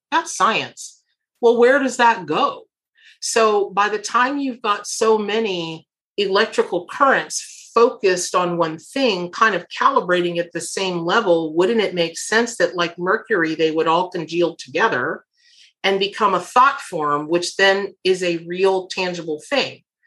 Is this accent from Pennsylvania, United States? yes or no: no; Florida, United States; I grew up here in Florida